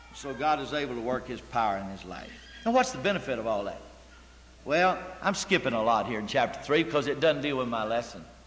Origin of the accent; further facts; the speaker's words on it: United States; I'm an American. I'm free, and I'm 21